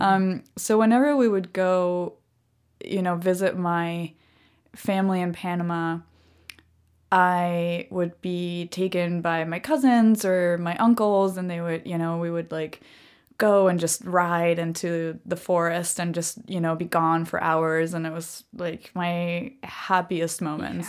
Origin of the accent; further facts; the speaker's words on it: Germany; also born or lived in Nicaragua / Costa Rica; I grew up in Germany. And so, um, you know, the Second World War was basically a theme throughout, um, every history lesson ever taught in my school